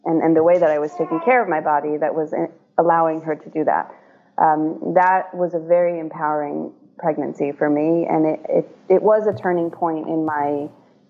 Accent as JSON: {"language": "English", "country": "Israel", "tie": "born or raised there", "moved": "yes", "lives_now": "United States", "said": "I was born in Israel."}